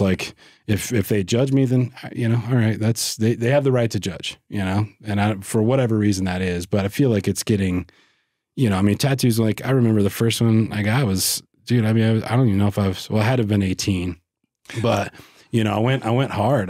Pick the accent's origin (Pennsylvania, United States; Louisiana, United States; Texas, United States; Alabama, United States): Louisiana, United States; West Monroe; moved away; I grew up in West Monroe, which is, like, northeast Louisiana